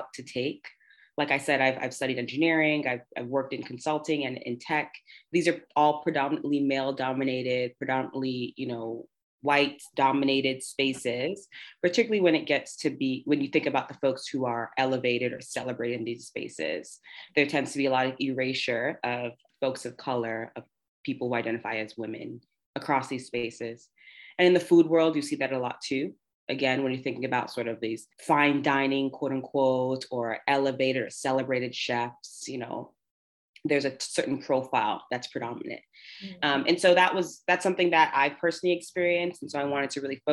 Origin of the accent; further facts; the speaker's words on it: New York City, New York, United States; I am a New Yorker born and raised, located here in New York City.